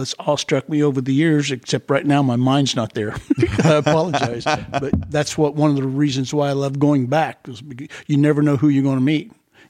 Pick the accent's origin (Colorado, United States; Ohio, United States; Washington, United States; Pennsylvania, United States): Ohio, United States; Dayton; born there; also born or lived in Mooresville, Indiana; I was born in Dayton, Ohio, Wright-Patt Air Force Base.